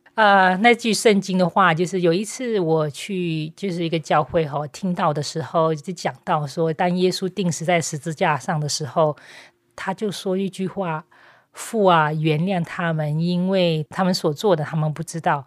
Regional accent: Myanmar; Chinese is a second language; moved away as an adult; also born or lived in Taiwan; 我在缅甸出生

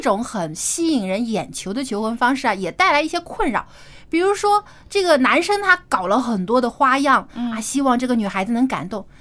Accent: China; 我们中国人

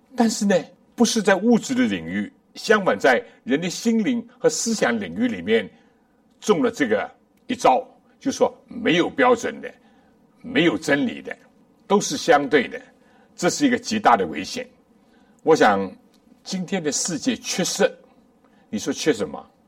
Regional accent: China; 我们中国人也讲

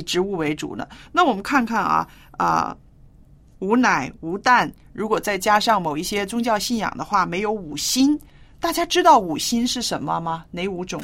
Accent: northern China, China; moved away; 我记得我小时候住在中国北方的时候

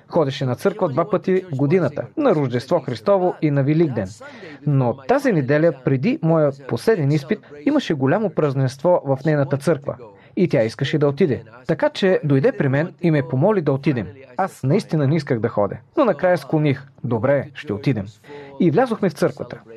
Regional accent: Mosul, Nineveh, Iraq; now in United States; Аз съм роден в Ниневия, в Ирак. Това е в северната част на Ирак.

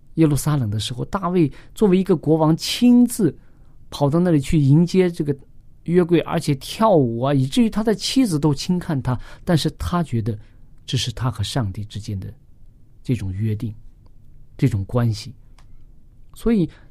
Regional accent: China; 我们中国人经常讲的

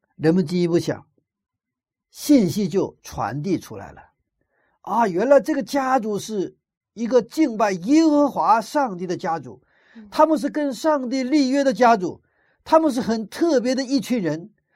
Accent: China; 我们中国人的习惯

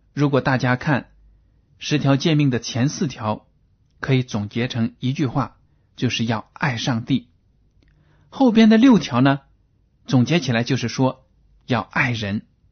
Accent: China; 对我们中国人来说都是普遍存在的

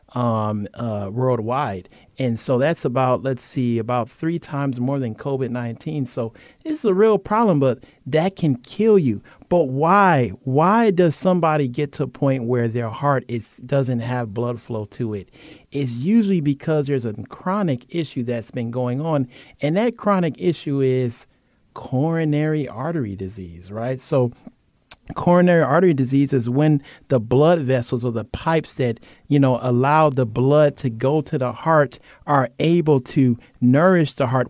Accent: Cleveland, Ohio, United States; now in Guam; We are from Cleveland, Ohio.

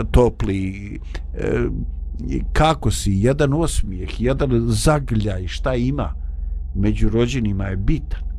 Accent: Bosnia & Herzegovina

